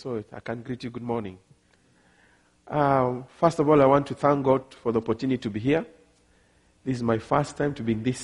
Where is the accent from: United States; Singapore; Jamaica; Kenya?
Kenya; also born or lived in Ghana; I come from Kenya, I'm married